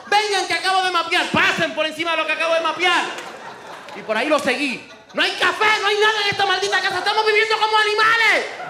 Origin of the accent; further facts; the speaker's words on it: Puerto Rico; somos de Puerto Rico